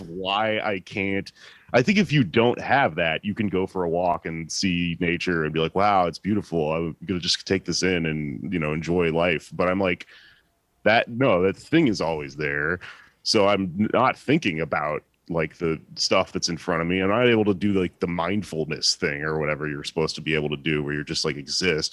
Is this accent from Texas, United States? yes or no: yes; Texas, United States; I'm from Texas